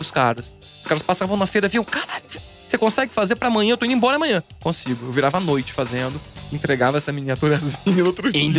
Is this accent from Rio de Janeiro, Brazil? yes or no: no; Tremembé, São Paulo, Brazil; Eu sou de Tremembé, cidadezinha dos presídios.